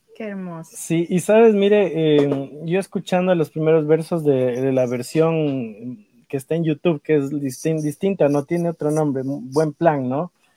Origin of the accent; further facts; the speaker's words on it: Ecuador; now in United States; nosotros como ecuatorianos